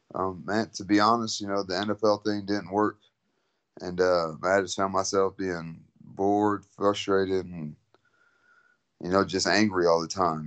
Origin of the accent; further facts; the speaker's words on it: San Antonio, Texas, United States; also born or lived in Philippines; I'm from San Antonio, Texas